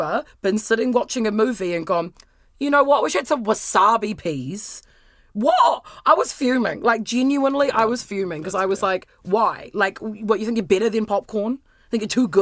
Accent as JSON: {"language": "English", "town": "Lower Hutt", "region": "Wellington", "country": "New Zealand", "tie": "born or raised there", "moved": "yes", "said": "growing up in the Hutt, you're like, I'm going to go live in town"}